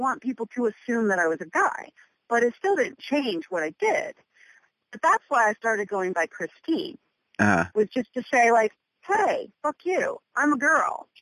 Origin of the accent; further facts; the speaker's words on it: Pennsylvania, United States; moved away; also born or lived in Boston / New York City; growing up in Pennsylvania